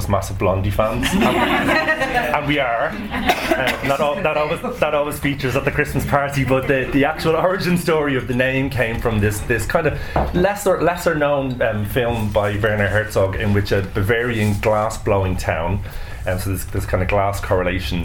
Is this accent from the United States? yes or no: no; Dublin, Leinster, Ireland; I grew up in Dublin on the kind of cusp of the boundary between Santry and Ballymun